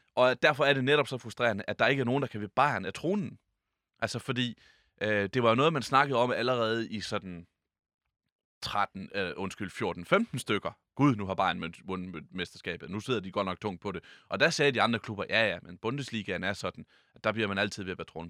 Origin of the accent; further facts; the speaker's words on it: Jutland, Denmark; vi er jo nogle jyder her